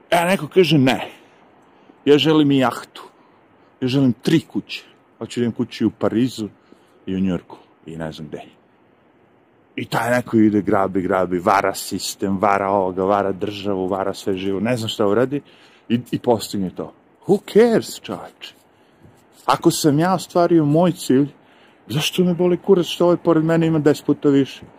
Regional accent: Serbia; now in United States; Ja ovde sad, da dođem u Ameriku kao Srbin i imam pravo da radim.

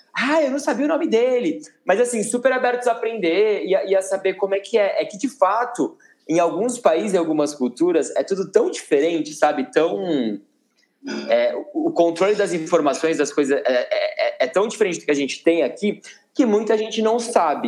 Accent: Campinas, São Paulo, Brazil; moved away as an adult; now in São Paulo, Brazil; eu sou de Campinas do interior

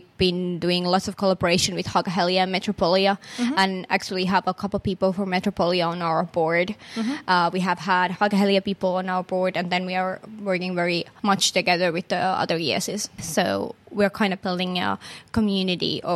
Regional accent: Finland; I'm not from Helsinki region originally, even though I'm a Finn

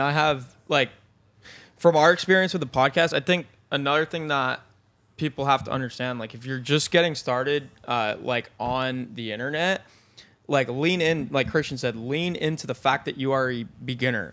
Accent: Binghamton, New York, United States; moved away as an adult; I was from Binghamton, New York

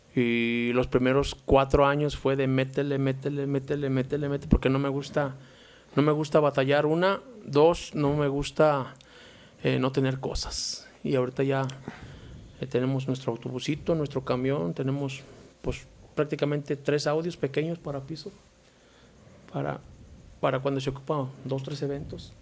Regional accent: León, Guanajuato, Mexico; also born or lived in Torreón, Coahuila (parents); Nada más yo y mi hermana nacimos aquí, o sea, traemos la sangre norteña

